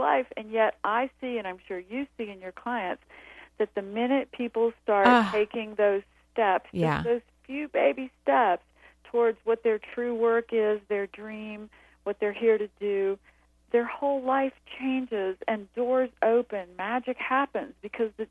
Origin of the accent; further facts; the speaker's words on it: the South, United States; moved away; I grew up in the South in the 50s